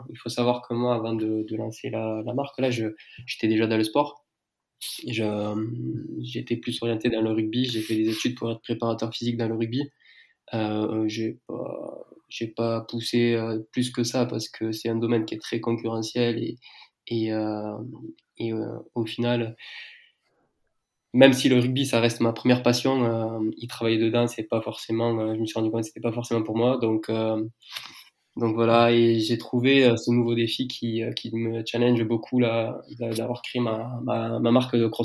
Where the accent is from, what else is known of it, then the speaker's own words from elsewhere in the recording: south of France, France; accent: southern French; je, j'ai 28 ans, je viens du sud de la France, je pense que ça, ça, s'entend euh, euh, au son de ma voix.